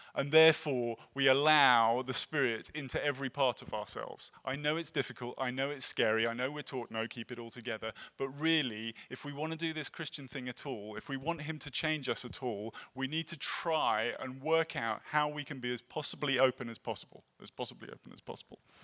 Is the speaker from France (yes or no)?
no; England, United Kingdom; now in Los Angeles, United States; I'm English